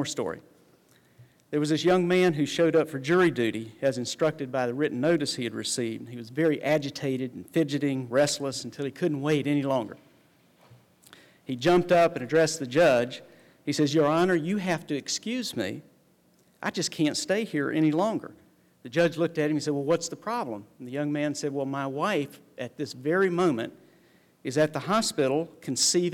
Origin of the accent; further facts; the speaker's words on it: the South, United States; I was educated and raised in the South, raised my children here